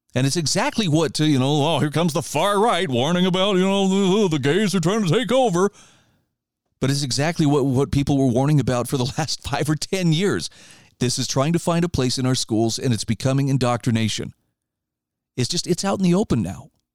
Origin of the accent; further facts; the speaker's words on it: United States; I'm an American and I'm going to stay here